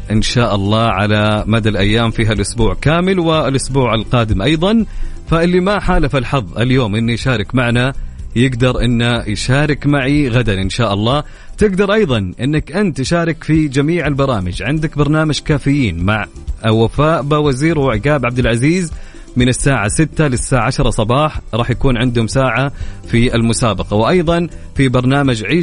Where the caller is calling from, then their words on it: Medina, Medina Province, Saudi Arabia; من المدينه المنوره